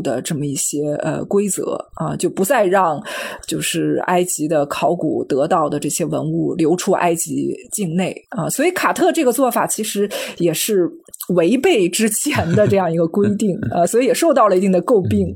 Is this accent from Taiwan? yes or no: no; China; 我们中国人